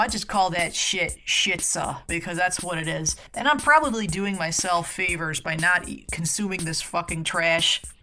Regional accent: central New York State, United States; moved away; I grew up in New York

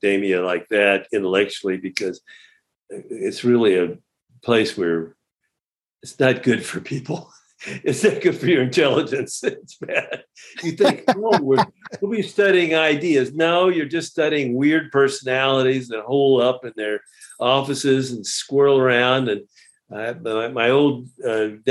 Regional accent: Houston, Texas, United States; I grew up in Houston. I say, suburban kid

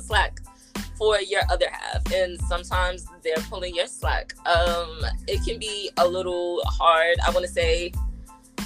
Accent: New York City, New York, United States; We're both from the South Bronx, so you got two South Bronx shorties on the mic.

